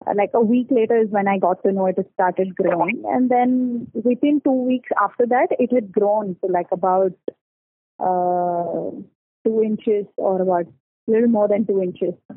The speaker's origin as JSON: {"language": "English", "town": "Bangalore", "region": "Karnataka", "country": "India", "said": "I'm from Bangalore and I am 27 years old."}